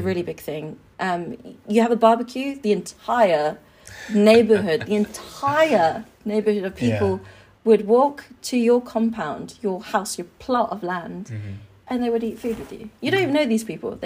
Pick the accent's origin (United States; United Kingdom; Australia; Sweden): United Kingdom; Suffolk, East of England; I was raised here in London. No, mm-hmm. not London, Suffolk in the UK